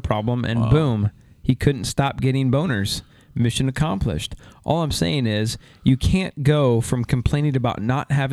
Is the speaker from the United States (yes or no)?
yes; Iowa, United States; I grew up in Iowa.